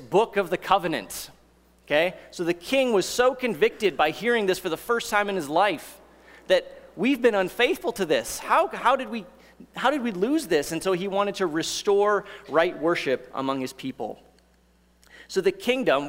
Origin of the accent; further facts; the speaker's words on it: United States; also born or lived in Kentucky; as Americans